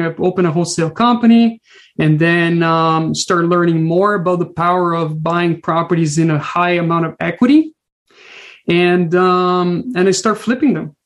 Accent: Brazil; moved away as an adult; now in British Columbia, Canada; I'm originally from Brazil came with zero money, zero friends, zero family, and um, really start a brand new life um, after living my whole life in Brazil.

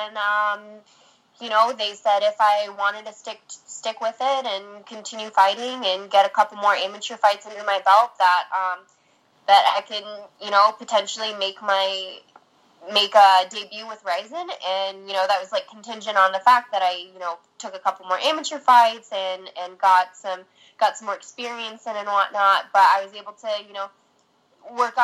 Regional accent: California, United States; moved away as an adult; now in Michigan, United States; I ended up moving to Michigan. I'm from California. I moved to Michigan

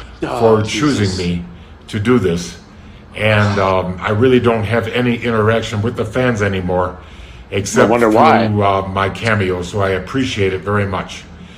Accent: Chicago, Illinois, United States; now in Quito, Ecuador; I'm from Chicago and living in Quito, Ecuador.

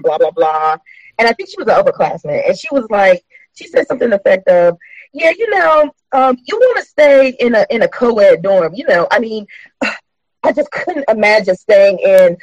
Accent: Hampton, Virginia, United States; I grew up in Hampton, less than 5 minutes from Langley Air Force Base

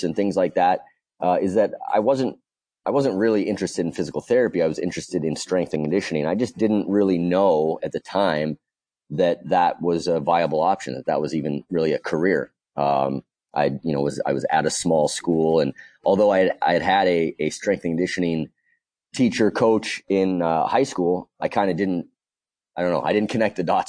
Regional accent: West Coast, United States; moved away; also born or lived in Boston area / California; I actually grew up on the West Coast

